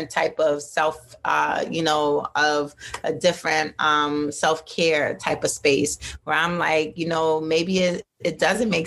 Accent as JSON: {"language": "English", "country": "Jamaica", "said": "saltfish. I'm mad Jamaican."}